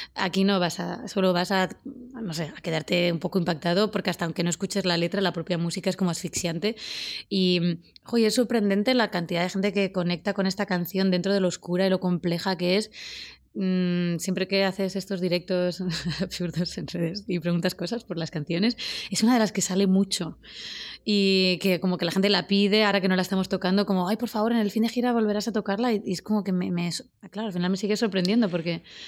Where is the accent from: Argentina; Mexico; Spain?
Spain; Úbeda, Andalusia; moved away; nos vamos a mi pueblo